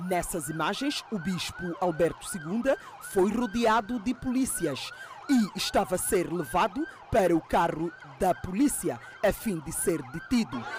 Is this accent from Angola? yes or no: yes; Angola; Eu, como angolano, falo isso.